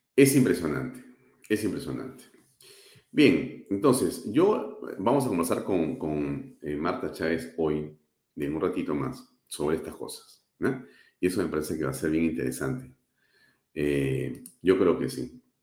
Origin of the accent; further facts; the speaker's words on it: Peru; also born or lived in Lima; los peruanos y quienes vivimos en la capital, que también, por supuesto, somos peruanos